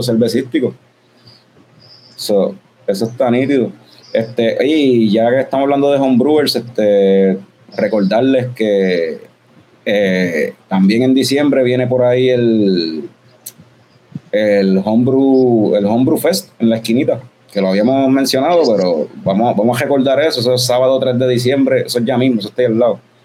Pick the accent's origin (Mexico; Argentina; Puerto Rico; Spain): Puerto Rico; El resto de Latinoamérica nos vacilan a los, a boricuas por decir, por cambiar las R por la L